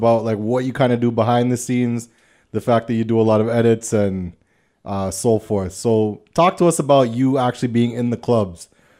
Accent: Scarborough, Ontario, Canada; I'm from Scarborough. Sorry.

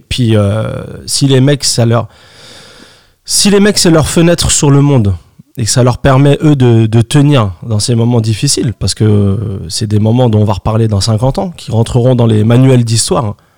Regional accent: France; chez nous en France

